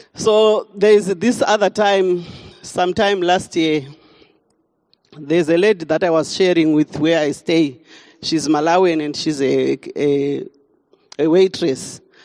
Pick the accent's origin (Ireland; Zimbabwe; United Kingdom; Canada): Zimbabwe; moved away as an adult; now in South Africa; I'm from Zimbabwe and I came to South Africa in 2007